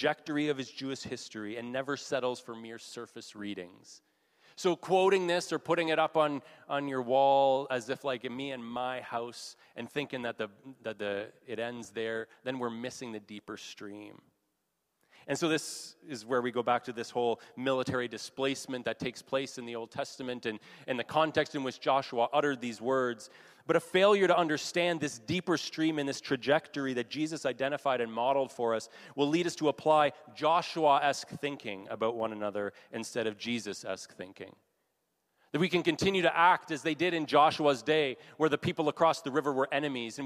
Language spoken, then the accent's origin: English; Canada; being Canadian